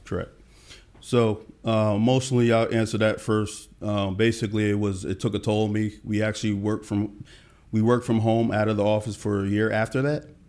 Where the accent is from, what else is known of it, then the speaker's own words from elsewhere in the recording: Allentown, Pennsylvania, United States; now in Atlanta, United States; I'm from a small town, uh, Allentown, Pennsylvania